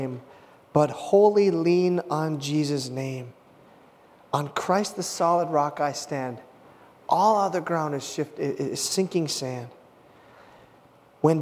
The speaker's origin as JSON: {"language": "English", "town": "Hibbing", "region": "Minnesota", "country": "United States", "tie": "born or raised there", "said": "my hometown of Hibbing, Minnesota"}